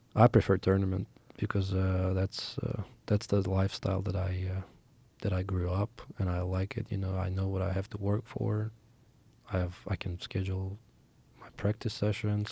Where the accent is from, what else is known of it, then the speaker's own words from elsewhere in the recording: Moscow, Russia; moved away; I grew up in Moscow, Russia